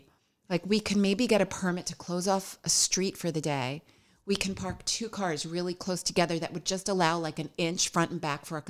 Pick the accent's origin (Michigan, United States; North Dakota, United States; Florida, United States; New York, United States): New York, United States; now in Hoboken, United States; But that's true. We are former New Yorkers.